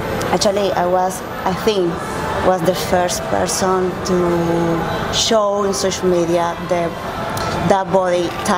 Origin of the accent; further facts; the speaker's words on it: Venezuela; English is a second language; I'm from Venezuela